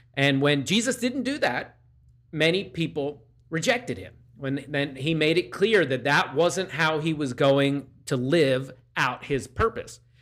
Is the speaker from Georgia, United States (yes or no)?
no; Downingtown, Pennsylvania, United States; in my hometown of Downingtown, Pennsylvania, in the Downingtown Diner. I've eaten pancakes there. Actually, my church, uh, growing up was less than a block away from it